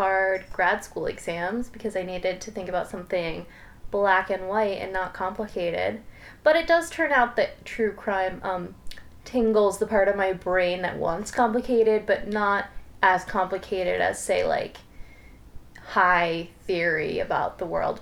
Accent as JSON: {"language": "English", "area": "Mid-Hudson Valley", "region": "New York", "country": "United States", "said": "we're both from the Mid-Hudson Valley"}